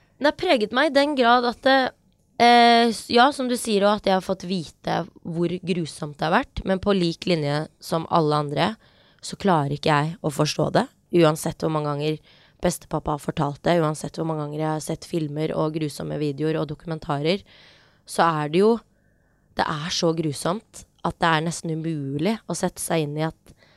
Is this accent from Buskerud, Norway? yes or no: no; Oslo, Norway; Vi har vokst opp på Hauketo